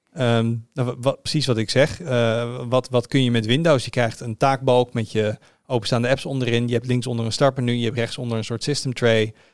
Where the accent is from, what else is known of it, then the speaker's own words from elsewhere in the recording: Netherlands; als Nederlander